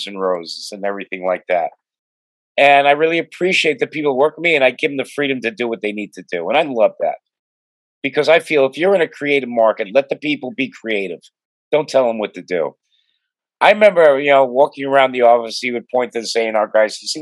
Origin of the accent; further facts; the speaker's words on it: New York, United States; moved away as an adult; also born or lived in Los Angeles, United States; I have a unique background where I grew up in New York. I was a DJ in the top New York clubs in the 70s.